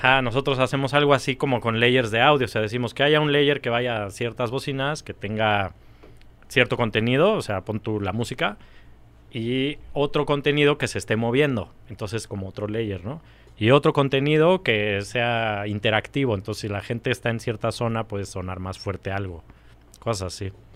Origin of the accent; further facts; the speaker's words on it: Mexico City, Mexico; Yo nací aquí, siempre viví en México.